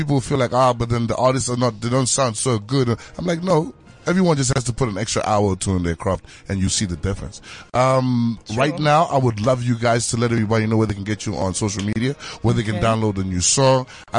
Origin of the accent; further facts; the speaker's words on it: Zimbabwe; Sometimes you won't even say you're a Zimbabwean.